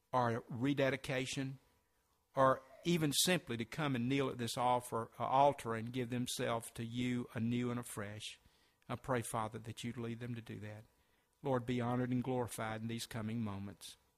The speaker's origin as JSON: {"language": "English", "town": "Sumter", "region": "South Carolina", "country": "United States", "tie": "born or raised there", "also_born_or_lived": "Spartanburg, South Carolina", "said": "my hometown of Sumter"}